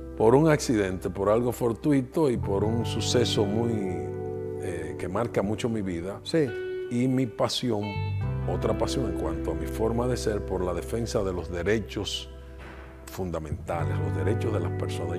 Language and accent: Spanish; Santiago de los Caballeros, Santiago, Dominican Republic; Yo soy santiaguero, de pura cepa, nacido cerquita del yaque